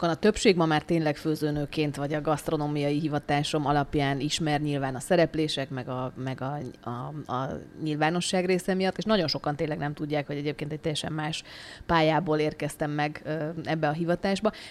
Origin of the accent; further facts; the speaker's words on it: Prague, Czechia; tehát én gyerekkoromban ebben a közegben nőttem fel. Mi Prágában éltünk nagyon sokáig, de nem diplomaták